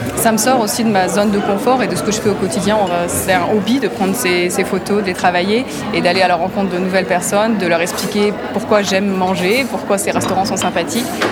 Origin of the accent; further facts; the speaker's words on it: Brittany, France; moved away as an adult; also born or lived in Australia / Switzerland; now in Lausanne, Switzerland; Alors je suis bretonne, française d'origine, et j'ai vécu pas mal d'années euh, dans différents pays, donc l'Australie avant la Suisse, et puis avant en France.